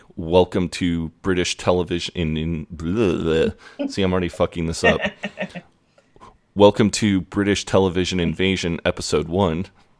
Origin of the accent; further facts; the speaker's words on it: Kansas City, Kansas, United States; No, I am from Midwestern America, from a state called Kansas, in a town called Kansas City. It's right on the border of Missouri and Kansas.